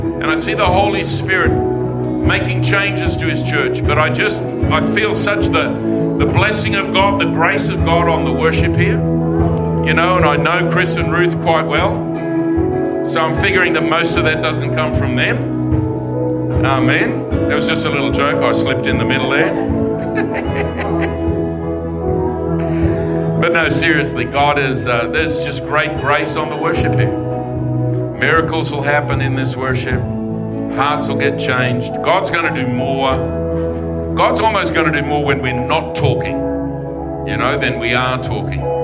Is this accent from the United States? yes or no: no; Forestville, New South Wales, Australia; now in London, United Kingdom; childhood growing up in Forestville